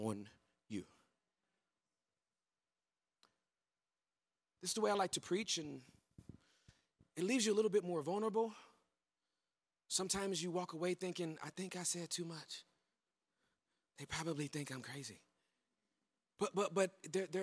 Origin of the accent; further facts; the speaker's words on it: Southern California, United States; moved away as an adult; also born or lived in Dallas, Texas; I'm born and raised in Southern California, the hood